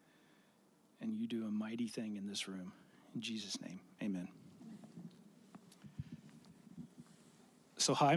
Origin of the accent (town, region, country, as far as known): Rockwall, Texas, United States; born or raised there; also born or lived in Dallas, Texas